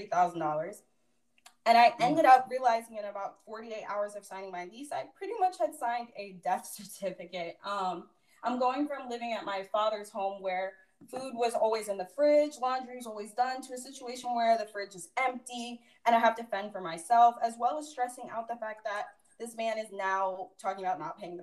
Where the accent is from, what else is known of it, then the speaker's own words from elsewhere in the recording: Orlando, Florida, United States; my dad's house back in my hometown of Orlando